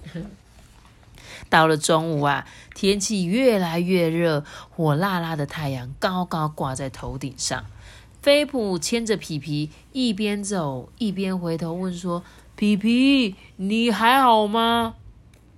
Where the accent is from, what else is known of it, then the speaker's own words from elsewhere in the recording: Changhua, Changhua County, Taiwan; now in Taichung, Taiwan; 我是从小是在彰化出生的，我每天住台中，我就会很想去吃彰化的食物